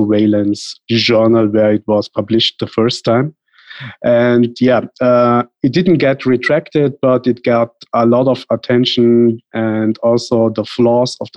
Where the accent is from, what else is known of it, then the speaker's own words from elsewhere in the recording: Tyrol, Austria; moved away as an adult; also born or lived in India; now in Vienna, Austria; my parents were born in India, but moved to Austria, first to Tyrol, that is a mountain region in Austria. I lived there many years, and then I moved to Vienna